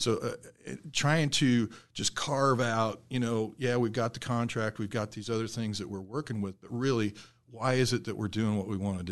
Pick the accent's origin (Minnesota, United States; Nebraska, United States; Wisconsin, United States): Nebraska, United States; South Central; moved away; also born or lived in Michigan; I grew up in South Central Nebraska